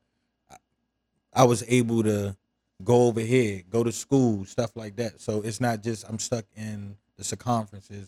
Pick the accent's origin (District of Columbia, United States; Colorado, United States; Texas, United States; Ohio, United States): District of Columbia, United States; Washington; also born or lived in Suitland, Prince George's County, Maryland; I grew up in Southeast D.C. and probably when I got to middle school, my area got gentrified and it pushed me to PG County.